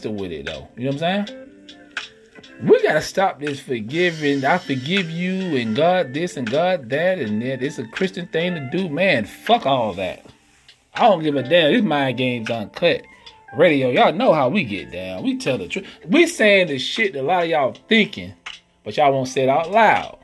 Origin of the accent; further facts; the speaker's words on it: Georgia, United States; I'm from the South, from Georgia